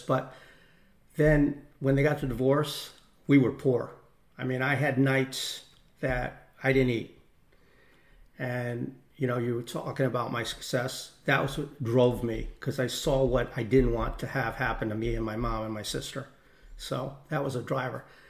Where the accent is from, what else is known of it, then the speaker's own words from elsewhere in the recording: Newtown, Connecticut, United States; I grew up in Newtown, Connecticut